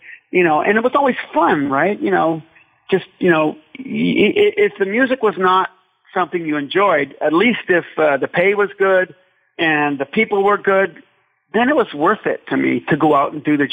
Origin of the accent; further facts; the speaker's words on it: Ireland; I am Irish